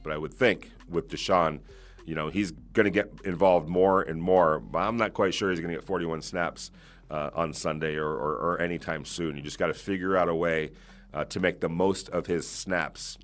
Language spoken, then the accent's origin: English; Southern California, United States; I grew up in Southern California.